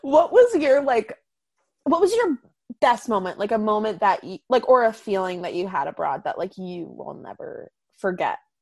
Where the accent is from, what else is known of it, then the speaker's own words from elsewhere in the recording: Boston, Massachusetts, United States; I'm from Boston